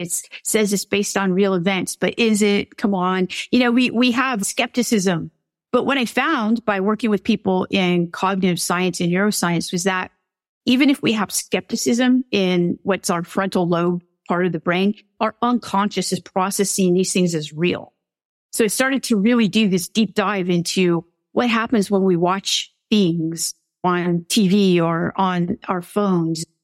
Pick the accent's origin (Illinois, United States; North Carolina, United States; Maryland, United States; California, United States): California, United States; I'm from California